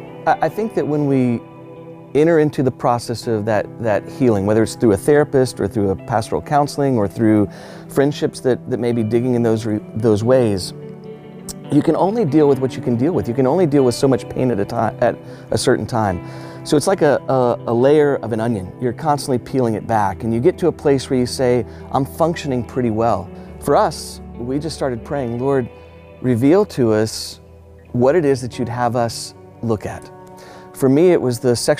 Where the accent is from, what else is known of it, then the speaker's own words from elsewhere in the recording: Houston, Texas, United States; I grew up in Houston, Texas, in an age and time, late 1970s, early 1980s